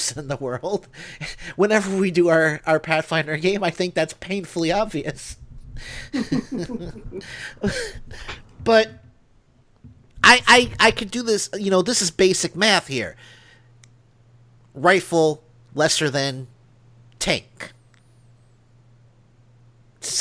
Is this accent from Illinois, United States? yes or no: yes; Northern Illinois, United States; now in Alabama, United States; I am from Illinois